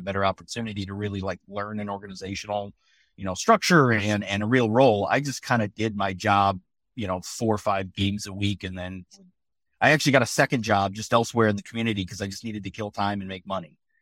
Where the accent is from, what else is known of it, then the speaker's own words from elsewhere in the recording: west side of Michigan, United States; now in Philadelphia area, United States; I grew up in Michigan, on the west side of Michigan